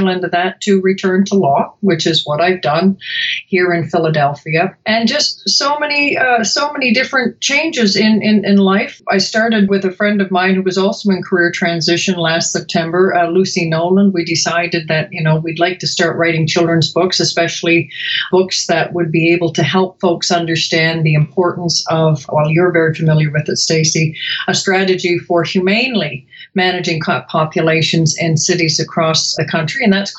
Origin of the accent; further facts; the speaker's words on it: Canada; moved away as an adult; now in Chicago, United States; especially I came to Chicago from Canada, actually, about 20 odd years ago, which means I'm roughly 20 years old.